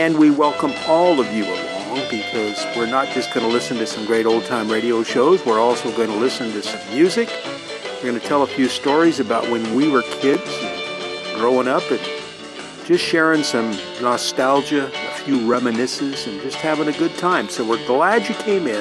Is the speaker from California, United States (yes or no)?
yes; California, United States; moved away as an adult; when I was a kid growing up in California